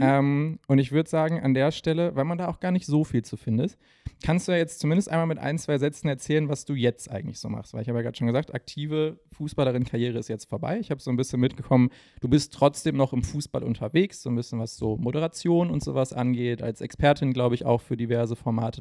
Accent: Essen, North Rhine-Westphalia, Germany; mein Herz als Essener

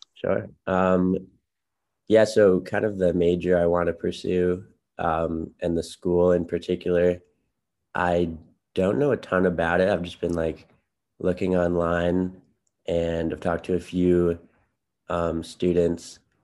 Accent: Chicago, Illinois, United States; I'm from Chicago, Illinois in the city

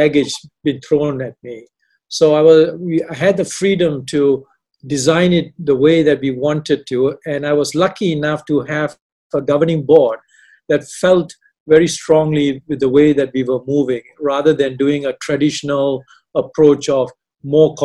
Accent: Malaysia; moved away; also born or lived in Canada / Australia / India; I'm not Indian. I'm a Malaysian with half the foot in Canada

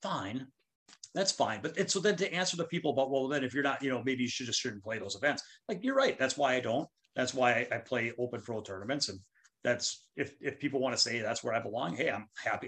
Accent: Minnesota, United States; my home state

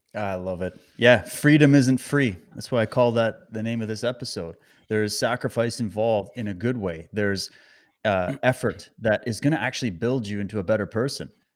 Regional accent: Canada; as a Canadian

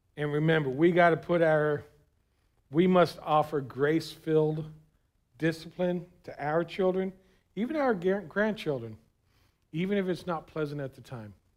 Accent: South Florida, United States; I was from South Florida, man. We didn't put on any extra clothes. It was always too hot

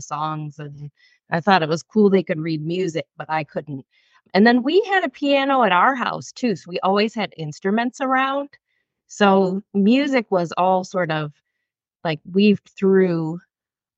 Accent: Michigan, United States; I grew up in a small town in Michigan, like just kind of farm town-ish.

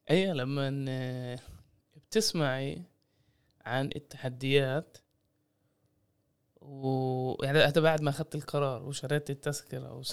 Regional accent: Palestine; كيف آه، يعني احنا كفلسطينيين ممكن ان آه، نقوم بنشاطات مشتركة مع شباب وصبايا فلسطينيين من الشتات

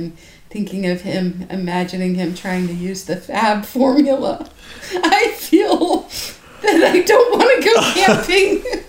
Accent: Florida, United States; we grew up in Florida

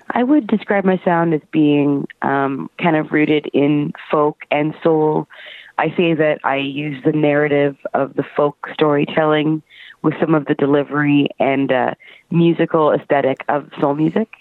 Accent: Brampton, Ontario, Canada; moved away as an adult; now in Toronto, Canada; I'm from Brampton, Ontario

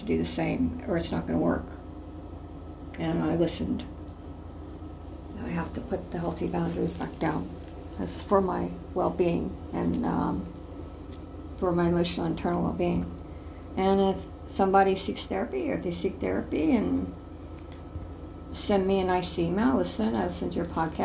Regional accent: Ohio, United States; my hometown, Ohio

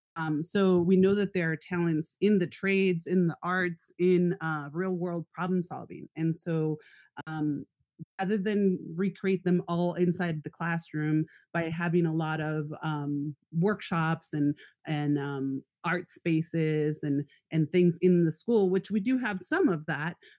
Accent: San Diego, California, United States; also born or lived in Tijuana, Mexico; now in Northern California, United States; I grew up in San Diego and Tijuana on both sides of the border

